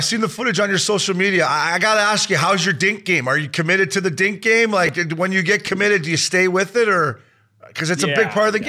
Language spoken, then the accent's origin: English; Canada; the golf course where I grew up in Canada